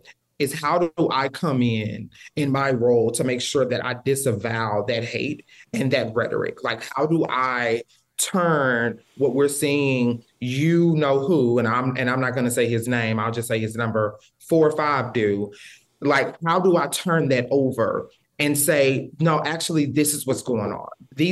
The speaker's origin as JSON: {"language": "English", "region": "Texas", "country": "United States", "said": "I'm from Texas and we're close to the Texas-Louisiana border. So I get the calls all the time. I come from a very religious family"}